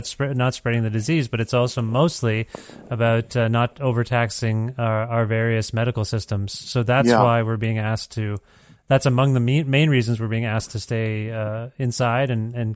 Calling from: Canada; I'm calling you from Canada

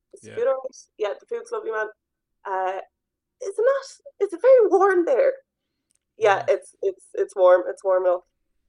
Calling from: Hanoi, Vietnam; Just a little bit down the road in Hanoi, Vietnam.

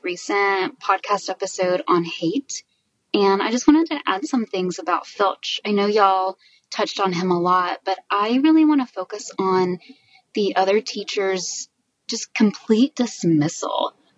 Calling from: Dallas, Texas, United States; I'm calling in from Dallas, Texas

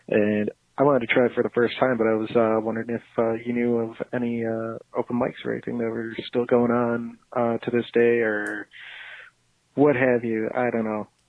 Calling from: Chicago, Illinois, United States; I'm calling from Chicago, and uh, well, I know that you used to live in Chicago

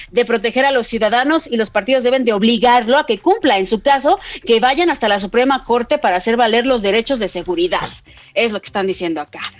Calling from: Iztacalco, Mexico City, Mexico; Muy buenas tardes … los escucho en Iztacalco.

